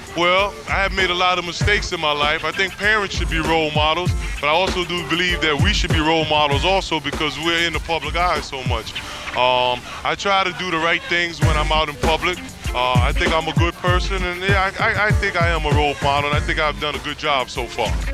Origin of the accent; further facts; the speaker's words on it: New York City, New York, United States; I grew up on the Lower East Side of Manhattan